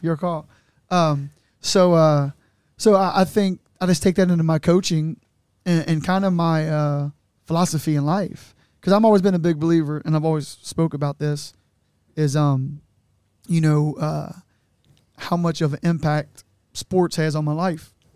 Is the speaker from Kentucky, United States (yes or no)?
yes; Newport, Kentucky, United States; I grew up in the West in a Newport on welfare